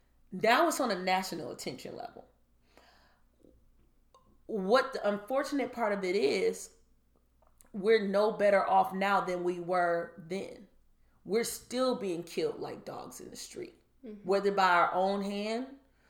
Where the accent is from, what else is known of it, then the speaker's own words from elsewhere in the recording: Michigan, United States; if you get a court decision in Michigan, I'll use my home state as an example.